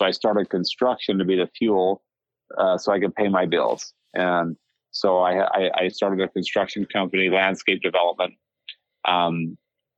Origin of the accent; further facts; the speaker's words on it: Salt Lake City, Utah, United States; I grew up in just the suburbs of Salt Lake City, Utah.